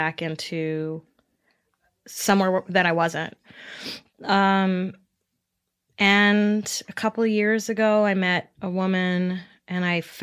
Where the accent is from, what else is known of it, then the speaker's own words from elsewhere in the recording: New York, United States; I grew up in New York